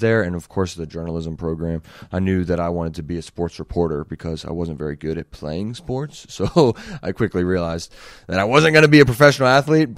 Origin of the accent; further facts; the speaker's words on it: Woodbridge, Virginia, United States; So I grew up in Woodbridge, Virginia, which is, uh, about thirty to forty minutes right outside of D C.